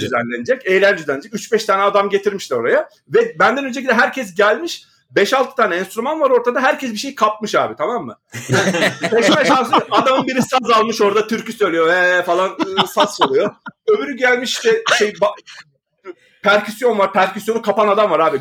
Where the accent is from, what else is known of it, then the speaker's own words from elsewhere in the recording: Istanbul, Turkey; also born or lived in Küçükyalı, Istanbul; Bakırköy'lüyüz de ben sonuçta şey deyim, e, altı senedir falan Küçük Yalı'da oturuyorum